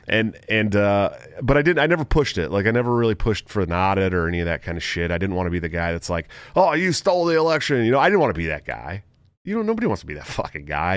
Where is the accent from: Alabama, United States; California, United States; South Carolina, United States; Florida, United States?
California, United States; I grew up in California